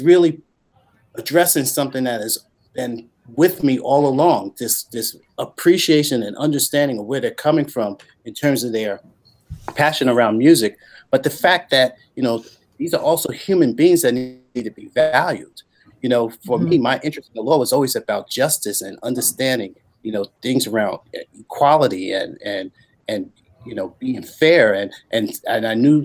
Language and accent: English; New York City, New York, United States; I grew up in New York City, and I was a product of New York City public school system